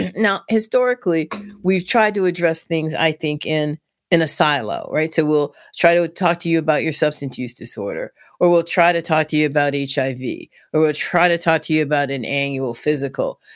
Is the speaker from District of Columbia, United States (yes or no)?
yes; Washington, District of Columbia, United States; moved away as an adult; now in West Virginia, United States; born and raised in Southeast D C.